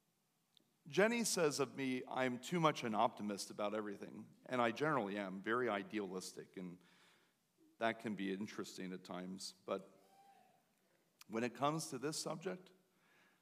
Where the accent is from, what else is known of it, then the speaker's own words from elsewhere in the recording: Lancaster County area, Pennsylvania, United States; moved away as an adult; also born or lived in Baltimore; where I'm from